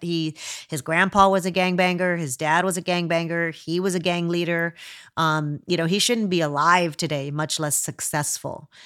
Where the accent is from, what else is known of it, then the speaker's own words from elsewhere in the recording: United States; I'm a hundred percent Mexican and a hundred percent American at the same time.